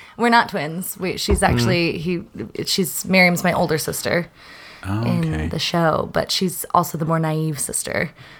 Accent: Plano, Texas, United States; moved away as an adult; now in San Diego, United States; I'm from Dallas.

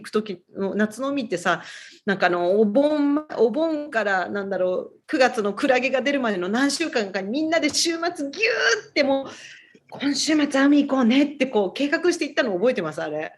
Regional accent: Tokyo, Japan; now in Honolulu, United States; で、私、東京なんですね。あの、元々

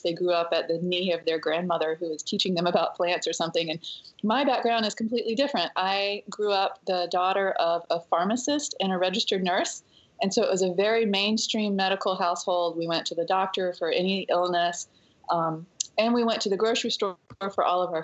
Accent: Western North Carolina, United States; Growing up in North Carolina in the mountains, I was definitely a child of nature

